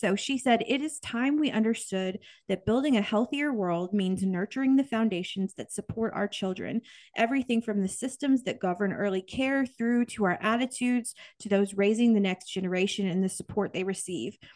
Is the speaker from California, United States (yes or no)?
no; Kansas, United States; I grew up in Kansas